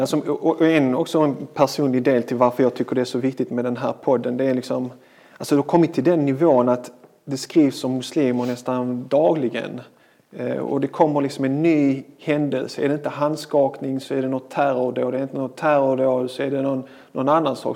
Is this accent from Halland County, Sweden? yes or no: no; Malmö, Skåne, Sweden; Född och uppväxt i Malmö.